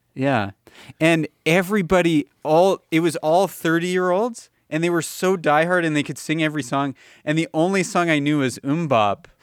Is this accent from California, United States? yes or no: yes; Los Angeles, California, United States; moved away as an adult; now in Calgary, Canada; I moved out of Los Angeles when I was eighteen